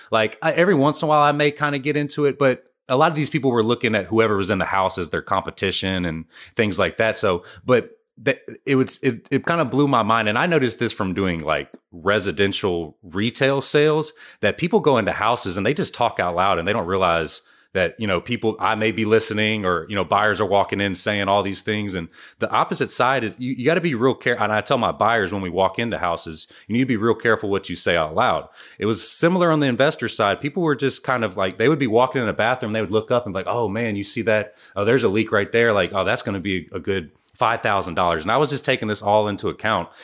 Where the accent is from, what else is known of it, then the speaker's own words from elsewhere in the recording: Houston, Texas, United States; I'm from Houston, Texas